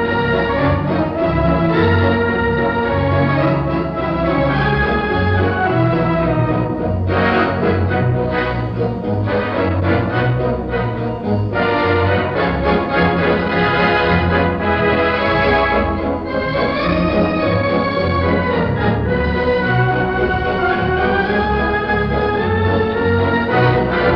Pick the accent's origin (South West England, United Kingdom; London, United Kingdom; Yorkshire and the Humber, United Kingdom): Yorkshire and the Humber, United Kingdom; Pudsey; I'm a Yorkshireman from the famous cricketing town of Pudsey